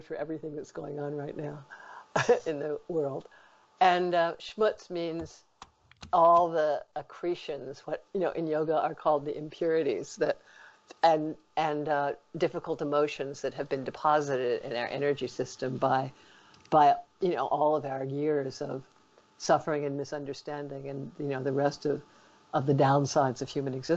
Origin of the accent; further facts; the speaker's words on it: New York, United States; I'm a New Yorker